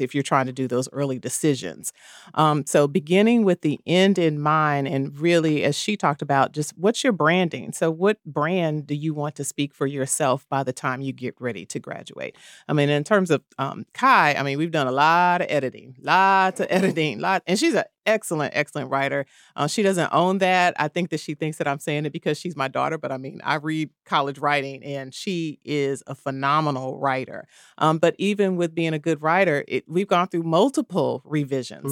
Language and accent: English; Kansas City, Missouri, United States; I am from the Midwest, Kansas City, Missouri